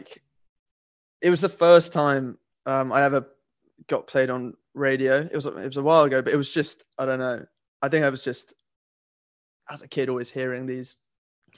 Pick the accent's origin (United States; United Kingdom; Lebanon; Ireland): United Kingdom; Nottingham, East Midlands; now in London, United Kingdom; I grew up in Nottingham, right, which is kind of the East Midlands of England.